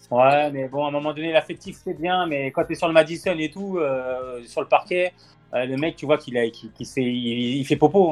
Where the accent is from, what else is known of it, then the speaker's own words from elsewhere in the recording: France; On est français